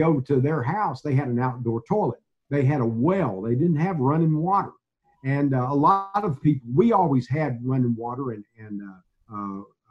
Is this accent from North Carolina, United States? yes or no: no; Mount Enterprise, Texas, United States; also born or lived in Gladewater, Texas; growing up in Mount Enterprise and Gladewater in the 50s and the 60s